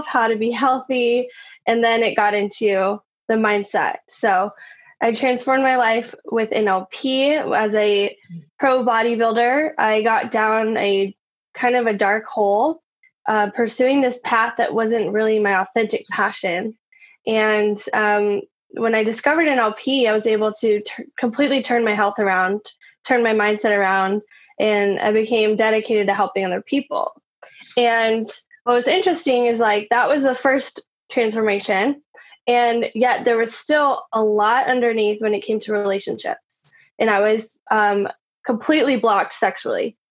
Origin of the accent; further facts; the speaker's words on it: Austin, Texas, United States; I grew up in Austin